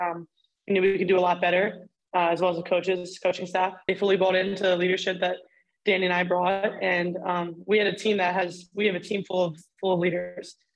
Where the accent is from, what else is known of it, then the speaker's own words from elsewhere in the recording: Reinholds, Pennsylvania, United States; moved away as an adult; Growing up in Reinholds, PA, definitely a different experience.